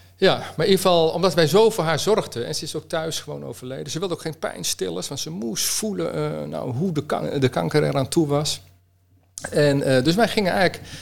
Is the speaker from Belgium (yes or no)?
no; Utrecht, Netherlands; ik kom uit Utrecht